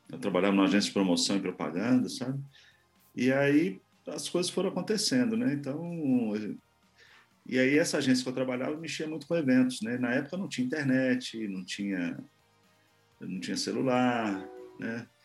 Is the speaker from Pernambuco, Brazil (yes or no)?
no; Santos, São Paulo, Brazil; born there; nasci em Santos, morei um tempo em São Paulo